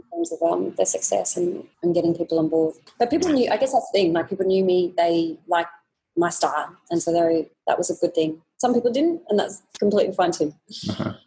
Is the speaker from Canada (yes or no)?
no; Australia; moved away as an adult; now in Singapore; the life that we had when we were growing up in Australia